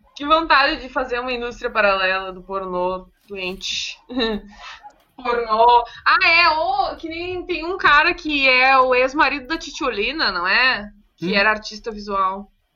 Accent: Viamão, Rio Grande do Sul, Brazil; eu sendo de Viamão, sendo de Viamão

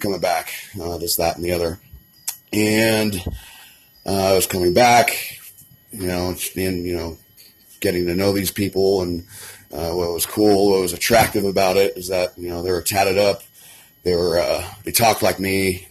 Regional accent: Kittredge, Colorado, United States; Born and raised in Colorado, I grew up near Red Rocks in a town called Kittredge

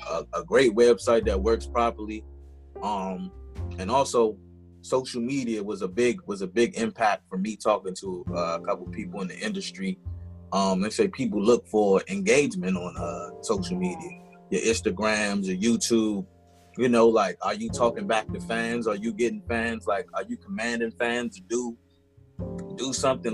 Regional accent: Washington, District of Columbia, United States; born and raised in Washington, D.C.

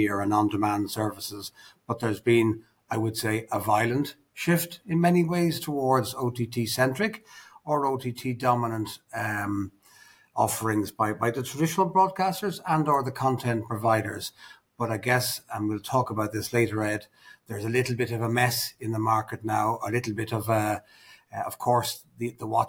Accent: Ireland; also born or lived in United Kingdom; now in Dubai, United Arab Emirates; as an Irishman myself

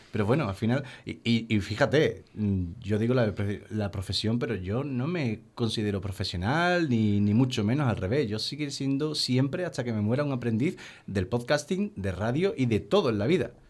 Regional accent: Seville, Andalusia, Spain; soy de Sevilla

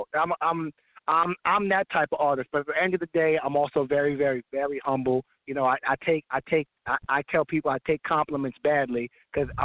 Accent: Amityville, New York, United States; I'm from Amityville, Long Island, New York.

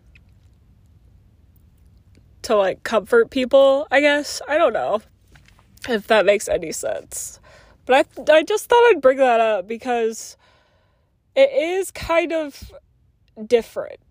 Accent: Oklahoma, United States; also born or lived in Virginia; now in Illinois, United States; I was born and raised in Oklahoma

